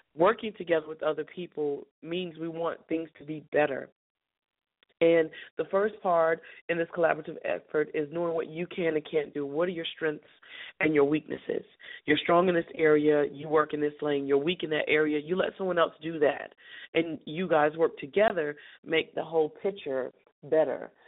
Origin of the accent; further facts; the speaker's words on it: Charlotte, North Carolina, United States; we're going to start in my hometown